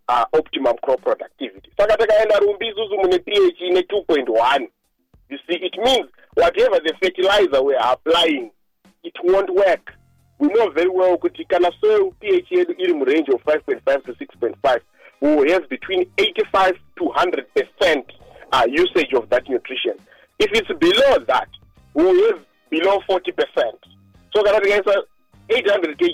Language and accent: English; Mazoe, Mashonaland Central, Zimbabwe; also born or lived in Chivu; I come from Mazoe. You know, there are red soils. You see, they are known to be very rich and stuff like that.